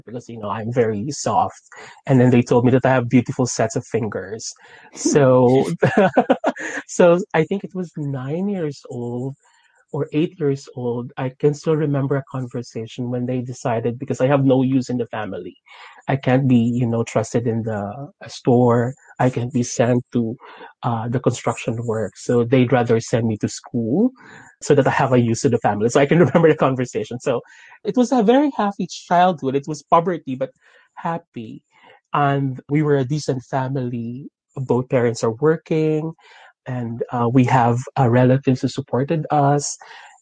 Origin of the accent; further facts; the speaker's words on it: Las Piñas, Metro Manila, Philippines; moved away as an adult; now in London, United Kingdom; Actually, I was born in Las Piñas City in Manila